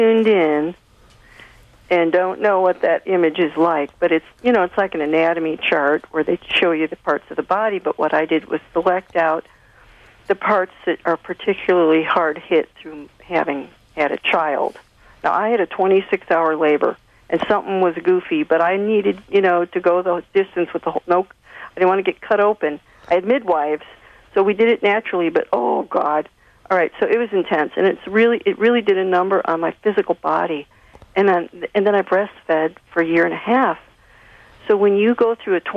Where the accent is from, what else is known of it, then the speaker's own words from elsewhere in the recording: Chicago, Illinois, United States; also born or lived in California / New York; now in Cincinnati, United States; I'm from Chicago. I was born in Chicago and lived in California for many years and New York and all that stuff. So, right now I'm in Cincinnati